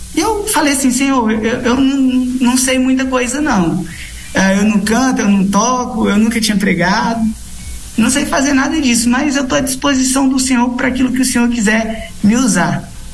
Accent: Redenção, Pará, Brazil; moved away as an adult; also born or lived in São Paulo / Goiás; now in Brasília, Brazil; eu sou de São Paulo, mas eu me criei no estado do Pará

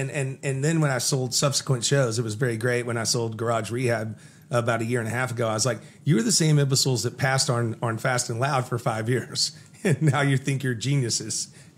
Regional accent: Fort Worth, Texas, United States; I was born in Fort Worth, and I was a poor white child.

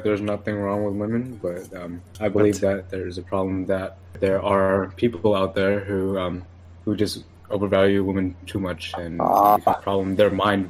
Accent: California, United States; I'm a Californian.

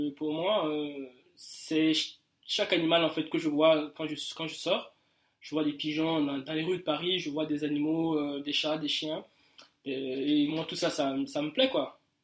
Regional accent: Burkina Faso; moved away as an adult; j'ai quitté le Burkina il y a un peu quelques mois

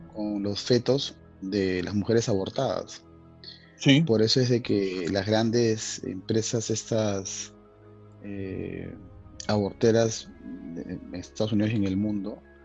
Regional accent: Chorrillos, Lima, Peru; nosotros que somos de Chorrillos

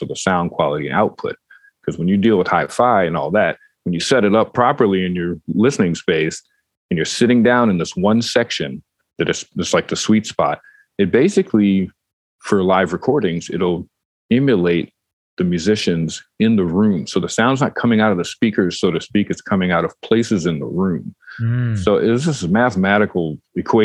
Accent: Detroit, Michigan, United States; I grew up in Detroit

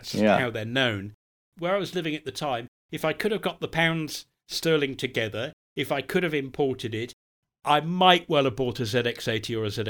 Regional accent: United Kingdom; born there; since I am British by birth

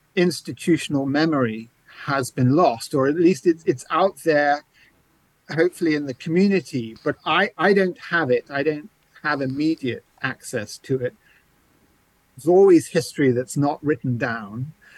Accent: Canterbury, South East England, United Kingdom; accent: English; moved away; you may hear an English accent. I grew up mostly in England, uh, in the cathedral city of Canterbury.

